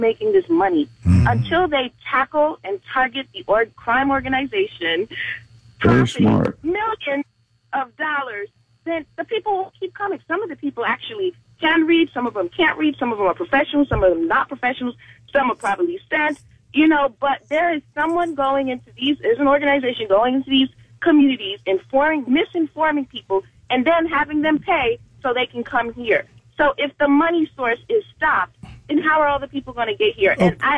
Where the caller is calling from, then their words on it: Orlando, Florida, United States; I'm calling from Orlando.